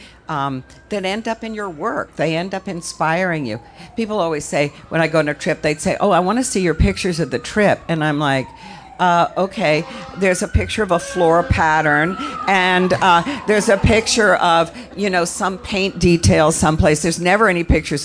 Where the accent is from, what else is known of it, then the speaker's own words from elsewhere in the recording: Virginia, United States; When I was growing up in Virginia, my family, they were very horsey